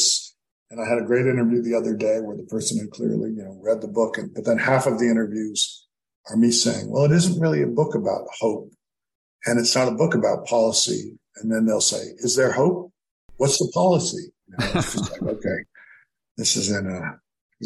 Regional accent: Cape Cod, Massachusetts, United States; moved away; When I was growing up on Cape Cod

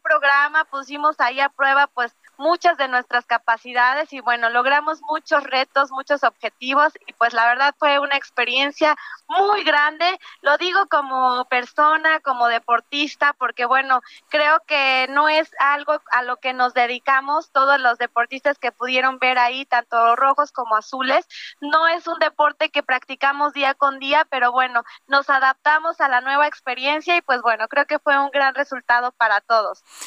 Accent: Valle de Bravo, State of Mexico, Mexico; Yo crecí aquí en Valle de Bravo desde pequeña

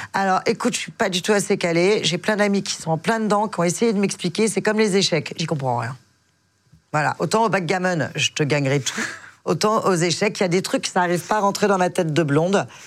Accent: Biarritz, Nouvelle-Aquitaine, France; now in Paris, France; je suis du Biarritz, dans le sud-ouest

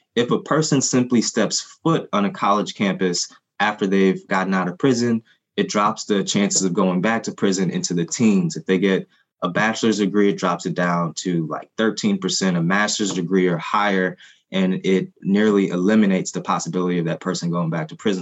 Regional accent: Haiti; first language Haitian Creole; English is a second language; now in United States; my family and I are Haitian. We're, you know, we're immigrants. And the first language that, you know, Haitian Creole was my first language

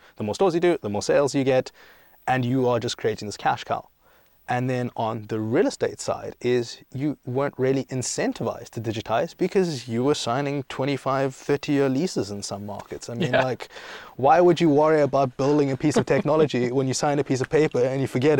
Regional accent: South Africa; also born or lived in Greece; And then I grew up in South Africa, and I grew up in Greece, and then I studied in London, and I lived in America.

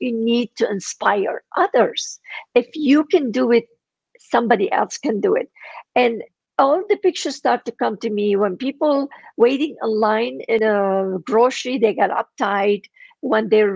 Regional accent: Lebanon; first language Armenian; English is a second language; moved away as an adult; now in United States

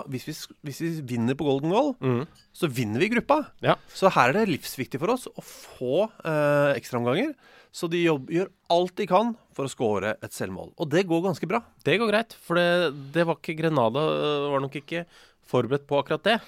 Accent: Molde, Møre og Romsdal, Norway; jeg er født i Molde

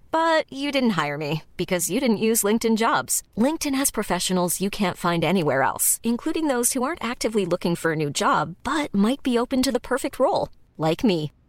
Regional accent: Lyon, Auvergne-Rhône-Alpes, France; je viens de Lyon et je suis né il y a de ça euh, plusieurs années.

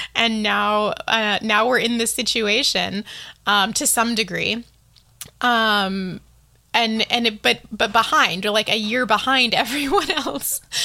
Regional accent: Maine, United States; moved away as an adult; now in Taiwan; I grew up in Maine in the U S

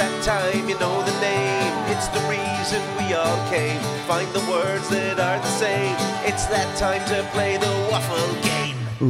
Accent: Ireland; they said, are you from England? I said, no, Ireland.

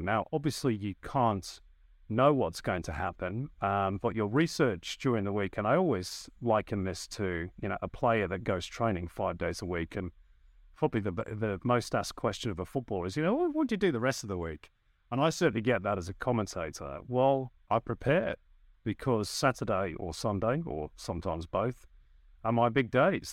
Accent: North West England, United Kingdom; moved away as an adult; now in Australia; as you can tell by my accent, I started in the U K. That's where I'm from. I'm from the northwest of England.

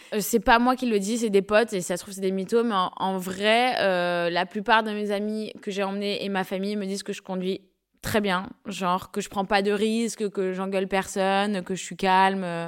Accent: Paris, Île-de-France, France; Moi, je suis née à Paris

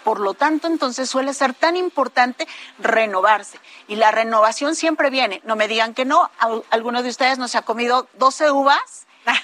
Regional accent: Mexico; nuestra identidad como mexicanos

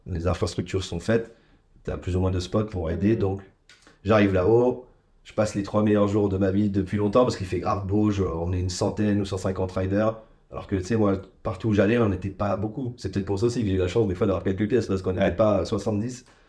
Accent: Charleville-Mézières, Grand Est, France; je suis originaire des Ardennes, donc dans le nord-est

